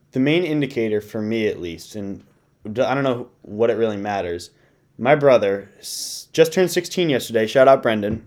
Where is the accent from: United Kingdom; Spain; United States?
United States; Connecticut; I'm from Connecticut.